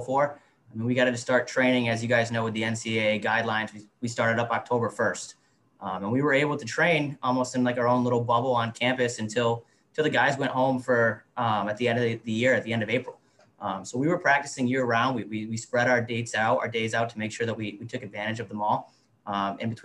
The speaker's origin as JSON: {"language": "English", "region": "Western New England", "country": "United States", "tie": "born or raised there", "said": "When I was in the 90s growing up around Western New England"}